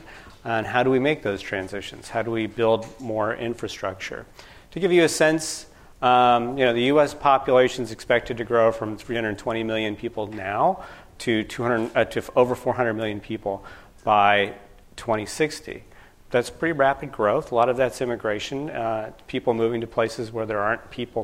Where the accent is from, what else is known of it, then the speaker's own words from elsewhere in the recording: Sacramento, California, United States; moved away; I'm originally from California, from Sacramento.